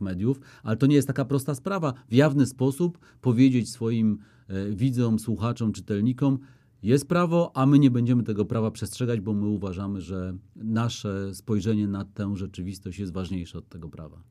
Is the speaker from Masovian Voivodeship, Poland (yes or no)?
yes; Warsaw, Masovian Voivodeship, Poland; warszawiakiem jestem z dziada pradziada